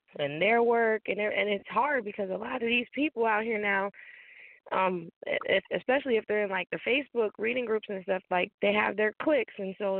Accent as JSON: {"language": "English", "town": "Chicago", "region": "Illinois", "country": "United States", "tie": "born or raised there", "also_born_or_lived": "North Carolina", "said": "But I was born and raised in Chicago, moved to North Carolina, lived there for 10 years. I'm a mother to 6 kids, 3 boys, 3 girls, and a wife."}